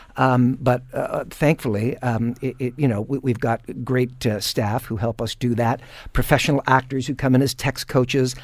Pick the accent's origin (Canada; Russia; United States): Canada; Hamilton, Ontario; born and raised in Hamilton